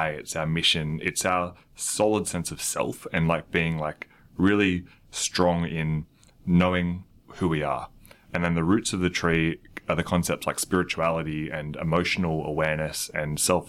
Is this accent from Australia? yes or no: yes; Australia; as an Australian